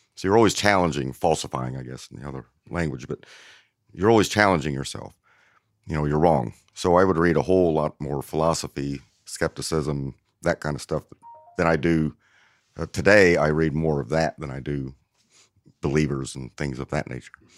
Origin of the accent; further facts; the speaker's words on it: New Castle, Indiana, United States; moved away; also born or lived in Cleveland, Tennessee; growing up in Newcastle, it's a, a relatively mid-size, mid-size small town.